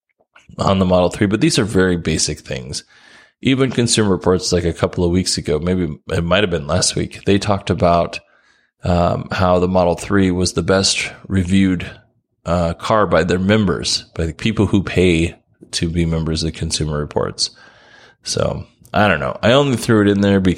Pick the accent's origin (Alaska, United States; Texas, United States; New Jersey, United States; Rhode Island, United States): Alaska, United States; I grew up in Alaska